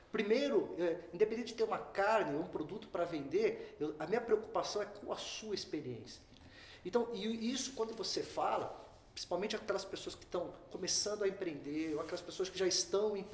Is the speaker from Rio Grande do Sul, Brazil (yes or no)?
yes; Rio Grande do Sul, Brazil; eu como um bom gaúcho já ia resolver um problemão.